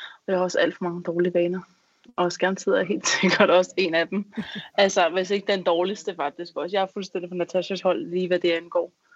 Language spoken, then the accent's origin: Danish; Næstved, Zealand, Denmark; jeg er kommet fra Næstved.